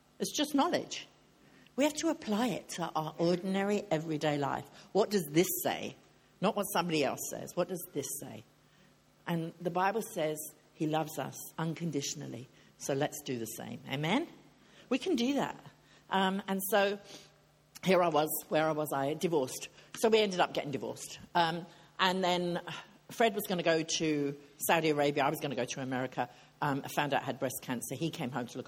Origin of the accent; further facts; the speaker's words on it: England, United Kingdom; I'm English.